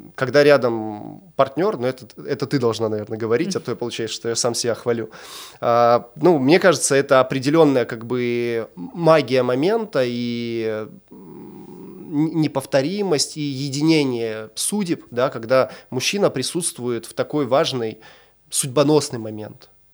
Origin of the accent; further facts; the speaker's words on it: Chelyabinsk, Chelyabinsk Oblast, Russia; also born or lived in Argentina; Мы сами из Челябинска